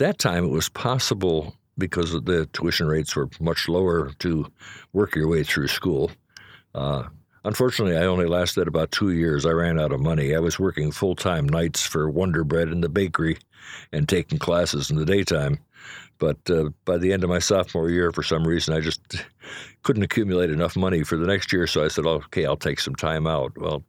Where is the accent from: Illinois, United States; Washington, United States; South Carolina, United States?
Illinois, United States; Chicago; No, I was born in Chicago.